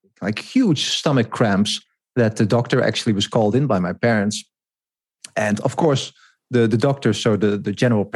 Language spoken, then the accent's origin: English; Netherlands; I grew up in the Netherlands.